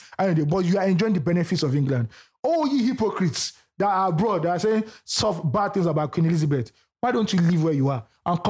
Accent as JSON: {"language": "English", "town": "Ibadan", "region": "Oyo", "country": "Nigeria", "said": "Bro, I'm from Ibadan. Ibadan is in Oyo State."}